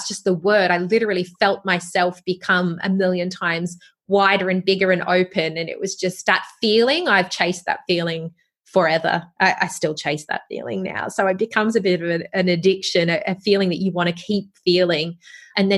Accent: Wollongong, New South Wales, Australia; I was from Wollongong. I grew up there.

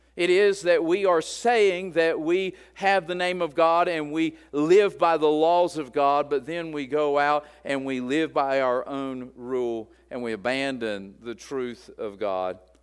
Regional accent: West Virginia, United States; moved away; I'm at a deficit coming from West Virginia, and so I'm trying to learn my first language.

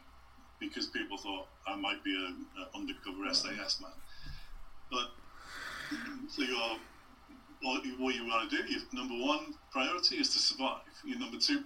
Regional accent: England, United Kingdom; accent: English; we both had English accents.

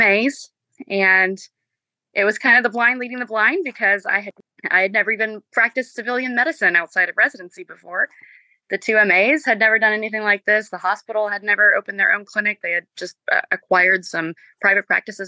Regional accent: Marietta, Georgia, United States; also born or lived in Spartanburg, South Carolina; I am originally from the Atlanta area, from Marietta.

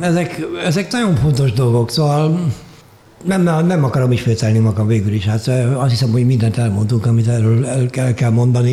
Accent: Hungary; moved away as an adult; also born or lived in Vienna, Austria / Germany; Bécsből Magyarországra költöztem haza öt évre

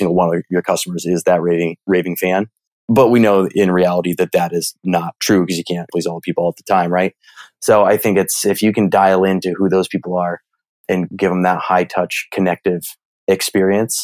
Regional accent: Midwest, United States; I'm from the Midwest. So I use the word y'all.

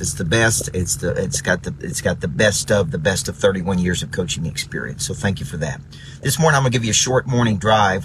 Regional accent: Murfreesboro, Tennessee, United States; moved away; Murfreesboro, Tennessee, my hometown

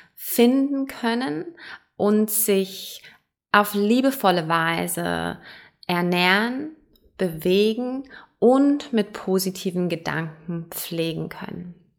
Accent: Germany; also born or lived in Perth, Australia; now in Switzerland; Ich bin ursprünglich in Deutschland geboren, deswegen auch kein Schweizer Akzent

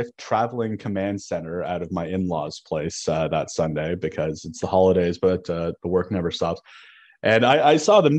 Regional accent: Canada; growing up in Canada, playing pond hockey in, you know, late January, early February

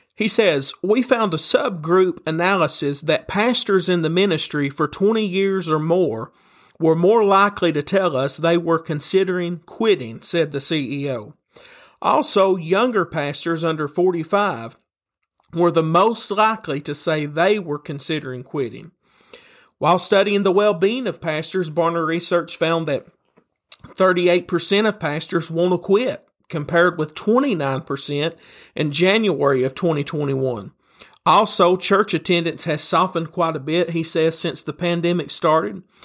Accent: Tennessee, United States; a preacher from Tennessee, and you can probably tell that by my accent that you're hearing right now

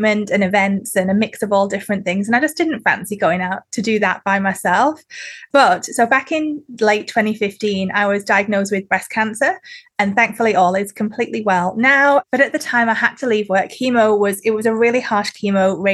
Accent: the north of England, United Kingdom; moved away as an adult; also born or lived in Sydney, Australia; now in Newcastle, Australia; where I'm from in the UK is Northern England

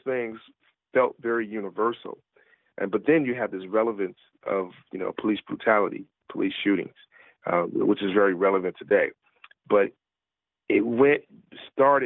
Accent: Milwaukee, Wisconsin, United States; moved away; also born or lived in Chicago, Illinois; I grew up in Milwaukee, Wisconsin

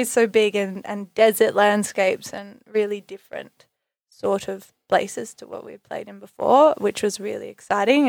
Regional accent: Bellingen, New South Wales, Australia; we're both born and raised in Bellingen, so very much, uh, Bellows, our hometown

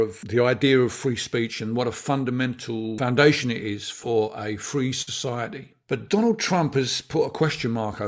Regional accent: England, United Kingdom; we're English

